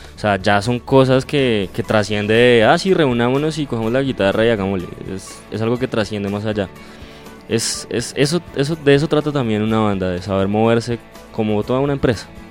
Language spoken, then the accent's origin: Spanish; Cajicá, Cundinamarca, Colombia; nosotros somos de Cajicá